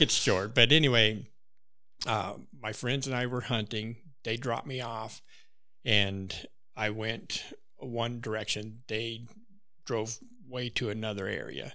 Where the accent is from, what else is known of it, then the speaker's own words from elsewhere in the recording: Wyoming, United States; moved away; I grew up in Wyoming, so I had really no reason to go out of state